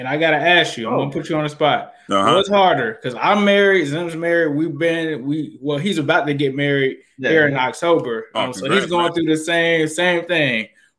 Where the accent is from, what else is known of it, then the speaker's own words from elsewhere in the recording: Ohio, United States; me being from Ohio